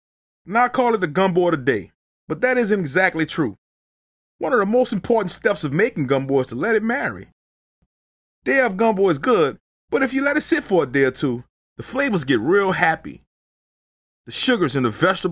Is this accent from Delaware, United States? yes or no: no; New Orleans, Louisiana, United States; I grew up in the Night Ward, a few neighborhoods over from the French Quarter